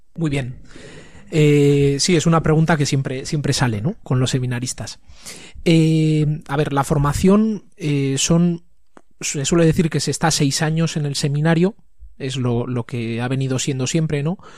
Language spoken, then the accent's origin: Spanish; Tafalla, Navarre, Spain; now in Pamplona, Spain; estudié el colegio, el instituto, todo en, en Tafalla